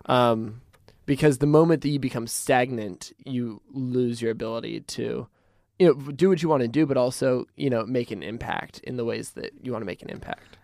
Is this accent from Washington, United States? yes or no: yes; Pullman, Washington, United States; I grew up in a small town with Tyson Matzenbacher. We grew up in Pullman, Washington